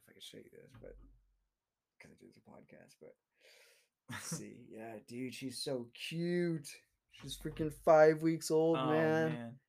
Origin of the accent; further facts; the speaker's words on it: Seattle, Washington, United States; also born or lived in Russia / California; So I was born in Russia. Adopted when I was 2 years old by my mom. Well, actually, I have two moms. And so they adopted me when I was two. Came over. Lived in Seattle originally. Went to preschool, elementary, transferred to California